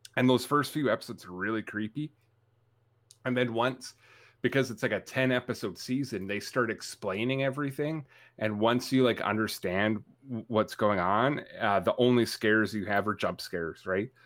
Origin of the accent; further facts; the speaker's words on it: Canada; I'm Canadian. I'm tough